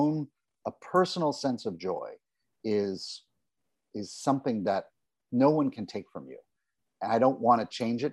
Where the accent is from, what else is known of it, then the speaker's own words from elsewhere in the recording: New York, United States; I love the New York Times. I love that it's my hometown newspaper